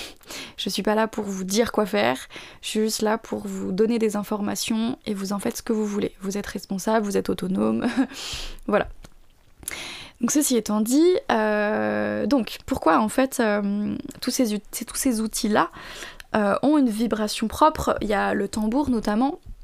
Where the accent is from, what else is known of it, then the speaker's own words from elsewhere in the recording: France; je suis française